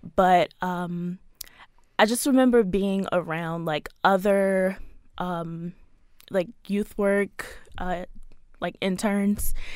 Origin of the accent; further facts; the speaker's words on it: Baltimore, Maryland, United States; I was born here in Baltimore, raised here in Baltimore, so I've been here all my life